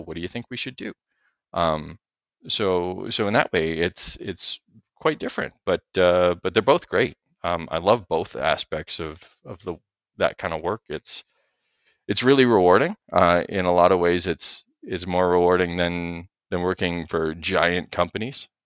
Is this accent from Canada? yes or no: yes; Western Canada, Canada; I grew up in Western Canada here in an industrial family